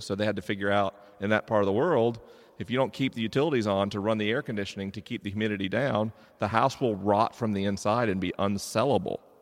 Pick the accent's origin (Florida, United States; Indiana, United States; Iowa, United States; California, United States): Florida, United States; I grew up in Florida